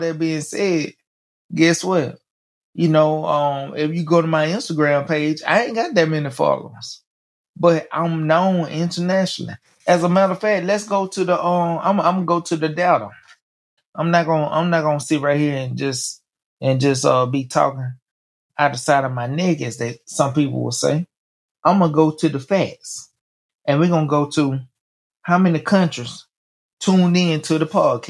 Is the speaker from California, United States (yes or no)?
no; Mobile, Alabama, United States; moved away; My hometown, Mobile